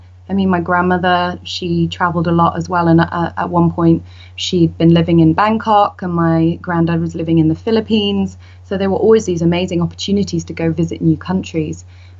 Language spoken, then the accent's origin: English; Scotland, United Kingdom; also born or lived in Indonesia / Norway; And then when I was younger, I grew up in Scotland, Indonesia and Norway.